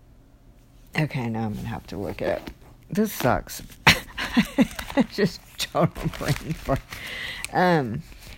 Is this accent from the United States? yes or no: yes; United States; I'm in America, and I'm an American Christian